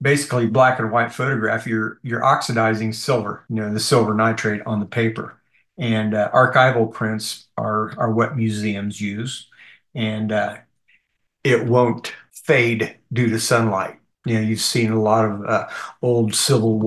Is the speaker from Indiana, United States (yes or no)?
yes; Muncie, Indiana, United States; I'm from the Muncie area